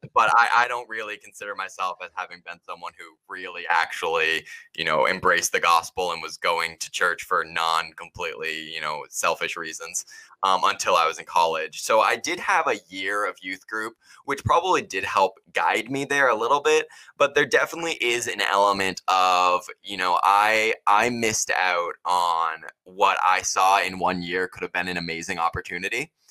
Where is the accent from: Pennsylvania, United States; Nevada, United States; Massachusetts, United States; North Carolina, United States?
Massachusetts, United States; Cape Cod; I grew up on Cape Cod, Massachusetts